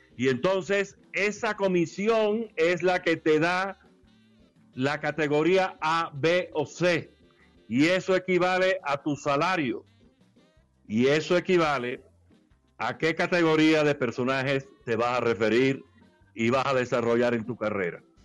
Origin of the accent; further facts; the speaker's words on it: Caibarién, Villa Clara, Cuba; los portales de, de mi pueblo, en Caibarien